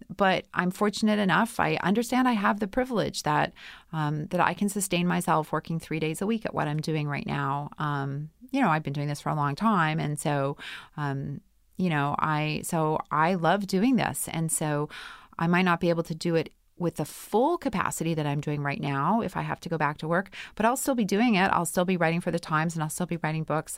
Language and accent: English; Winnipeg, Manitoba, Canada; I'm from Winnipeg